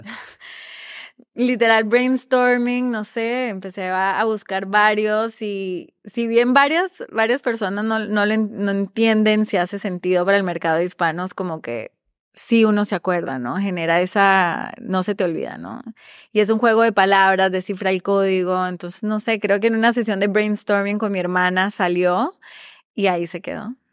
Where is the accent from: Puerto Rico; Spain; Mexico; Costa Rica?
Costa Rica; moved away as an adult; also born or lived in Medellín, Colombia / New York, United States; now in Peru; soy originalmente de Medellín, eh, nací allá, eh, me mudé con, mi, nos mudamos, mi familia inmediata, a Costa Rica. Crecí en Costa Rica